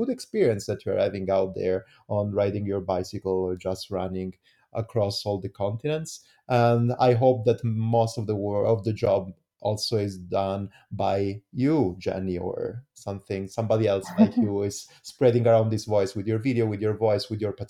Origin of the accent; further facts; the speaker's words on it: Italy; English is a second language; as well as in Italy, I am Italian. I don't know, everybody knows it. I don't know if you understood from my amazing accent.